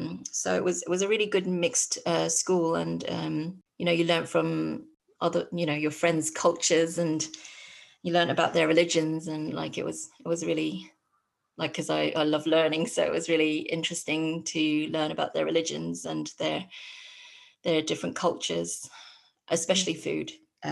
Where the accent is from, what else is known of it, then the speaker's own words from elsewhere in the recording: London, United Kingdom; So my parents are both from Hong Kong, and they moved to London 2 years before I was born.